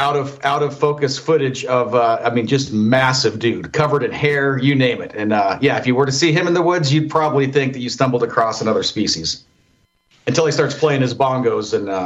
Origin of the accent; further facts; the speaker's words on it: Idaho, United States; accent: Idaho; I'm from Idaho. I might have a Idaho accent if that's a thing.